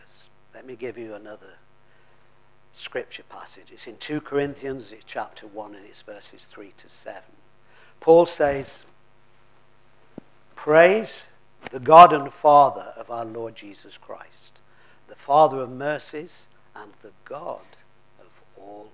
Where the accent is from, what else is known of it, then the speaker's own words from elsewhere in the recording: Lancashire, North West England, United Kingdom; I come from Lancashire